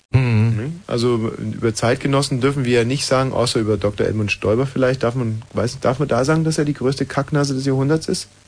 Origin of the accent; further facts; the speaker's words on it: West Germany, Germany; Ich weiß, ich komme aus dem Westen, mhm. moderiere jetzt beim Ostdeutschen Rundfunk